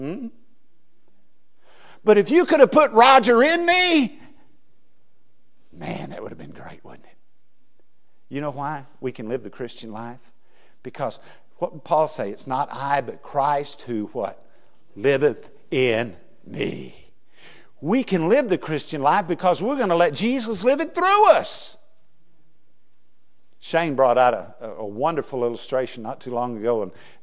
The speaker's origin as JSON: {"language": "English", "region": "West Texas", "country": "United States", "tie": "born or raised there", "also_born_or_lived": "Louisiana", "moved": "yes", "said": "I was raised in West Texas where the ground is flat"}